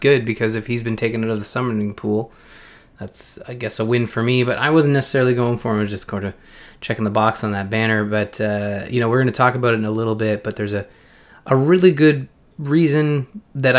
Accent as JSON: {"language": "English", "country": "Canada", "said": "I'm a Canadian"}